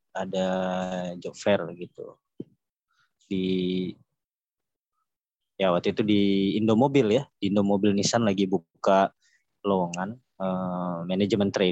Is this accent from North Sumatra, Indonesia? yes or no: yes; Medan, North Sumatra, Indonesia; kita eh, aku asli orang Medan ya.